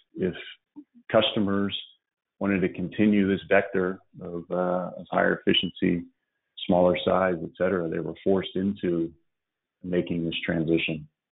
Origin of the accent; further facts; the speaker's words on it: Dallas, Texas, United States; also born or lived in West Virginia; We grew up in Dallas